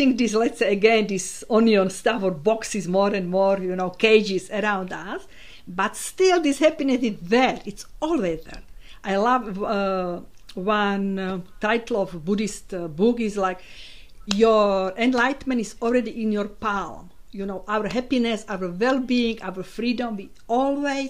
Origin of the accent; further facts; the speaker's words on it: Slovakia; English is a second language; moved away as an adult; now in Isle of Man; I was born in Slovakia